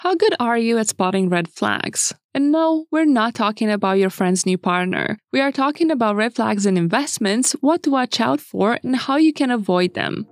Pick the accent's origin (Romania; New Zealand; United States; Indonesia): Romania; moved away; Romania, my home country